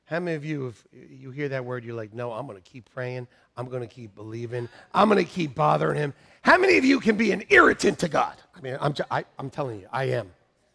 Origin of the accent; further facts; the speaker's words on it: Iowa, United States; I'm from Iowa, and I've had people cry